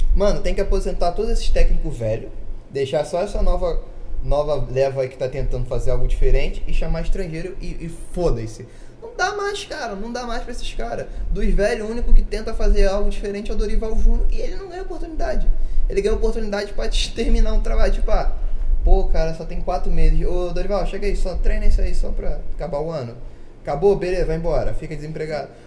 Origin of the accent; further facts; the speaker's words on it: Brazil; nós brasileiros somos melhores de conversa